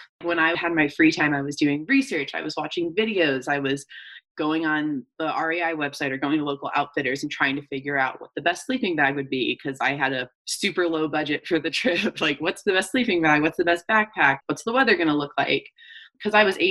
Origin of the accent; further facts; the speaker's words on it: Atlanta, Georgia, United States; I'm originally from Atlanta, Georgia. Grew up there